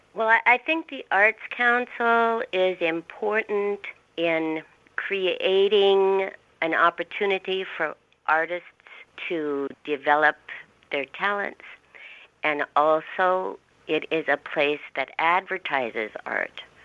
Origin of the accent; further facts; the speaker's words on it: Kennedy, Minnesota, United States; moved away as an adult; also born or lived in Moorhead, Minnesota / California; now in Hallock, United States; I grew up in Kennedy, Minnesota, which is 10 miles